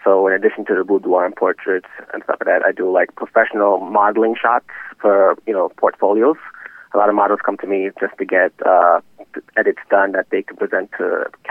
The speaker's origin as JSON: {"language": "English", "town": "New York City", "region": "New York", "country": "United States", "said": "I really like having my business in Westchester, even though I'm from New York City myself."}